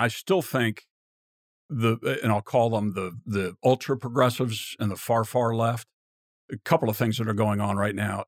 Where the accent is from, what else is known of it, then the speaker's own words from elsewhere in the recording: Virginia, United States; I grew up in Virginia